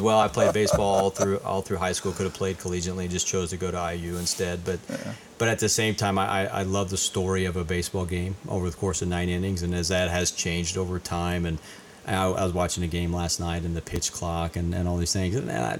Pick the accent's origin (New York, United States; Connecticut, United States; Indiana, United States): Indiana, United States; Lebanon; now in Batesville, United States; I was born in Lebanon, Indiana, which is just north of Indianapolis, up 65. And my mom and dad … kind of grew up in that area.